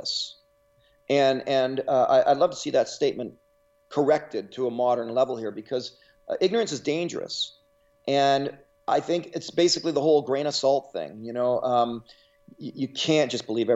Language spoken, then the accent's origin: English; Canada; I'm Canadian.